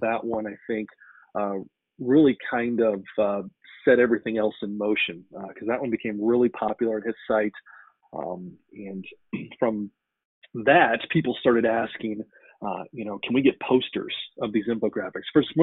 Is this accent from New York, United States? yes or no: no; Denver, Colorado, United States; moved away as an adult; now in Iowa, United States; I grew up in Denver, Colorado.